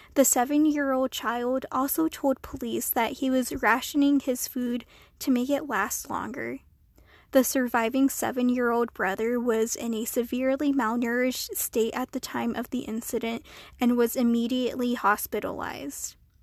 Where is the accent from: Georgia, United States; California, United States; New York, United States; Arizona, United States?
Arizona, United States; Flagstaff; my hometown of Flagstaff, Arizona